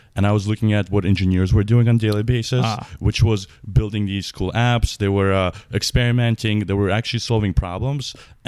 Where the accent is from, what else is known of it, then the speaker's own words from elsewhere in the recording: New York, United States; I grew up in New York, where a lot of my friends' parents were in finance.